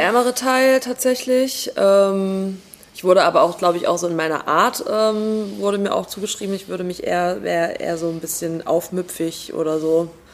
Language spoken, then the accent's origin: German; Jena, Thuringia, Germany; moved away as an adult; also born or lived in West Germany / Italy; ich bin in Jena geboren, 1987, habe dann im Westen studiert, weil es scheiße war in Thüringen in den Nullerjahren